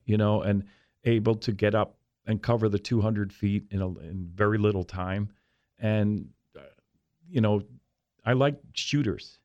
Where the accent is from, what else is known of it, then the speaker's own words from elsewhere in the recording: Philadelphia, Pennsylvania, United States; moved away; I was from Philly